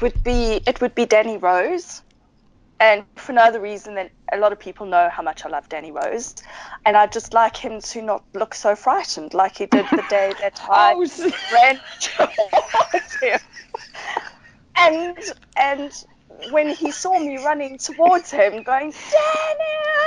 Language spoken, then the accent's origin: English; South Africa; and that I'm from South Africa